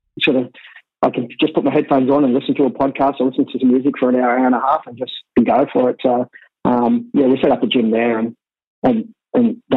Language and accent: English; Sydney, New South Wales, Australia; I grew up in Waterloo, Redfern, and Moore.